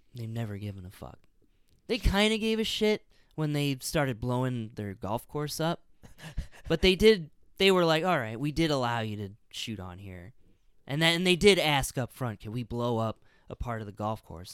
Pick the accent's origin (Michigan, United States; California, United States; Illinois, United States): Illinois, United States; I grew up in Illinois